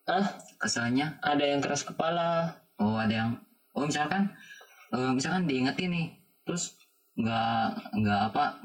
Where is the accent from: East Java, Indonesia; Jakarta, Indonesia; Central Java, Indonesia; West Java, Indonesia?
West Java, Indonesia; Pangandaran; tapi pas sekolah ke sini saya juga orang Pangandaran kan pas sekolah ke sini